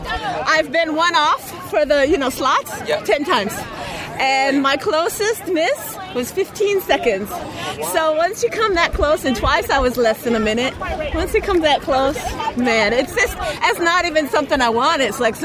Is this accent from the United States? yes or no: yes; San Francisco, California, United States; I'm … from San Francisco.